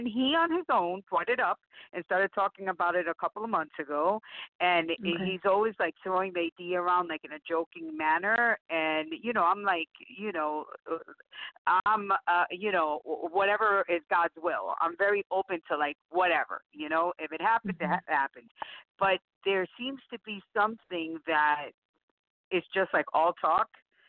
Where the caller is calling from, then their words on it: Tampa, Florida, United States; Tampa, Florida.